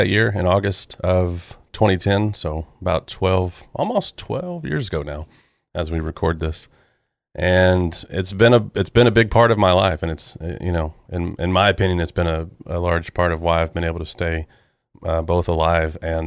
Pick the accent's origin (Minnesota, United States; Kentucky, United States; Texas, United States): Texas, United States; Dallas; I'm here in Dallas, I've born and raised in Dallas. I lived here my whole life